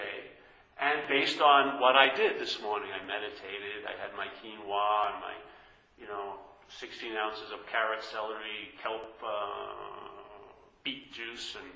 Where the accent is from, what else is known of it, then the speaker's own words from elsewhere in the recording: New York, United States; moved away; I'm from New York